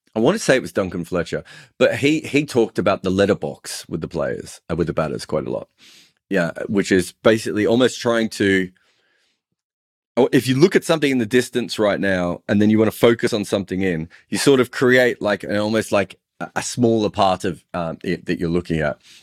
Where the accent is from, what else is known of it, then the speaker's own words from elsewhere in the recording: Victoria, Australia; I'm from Victoria.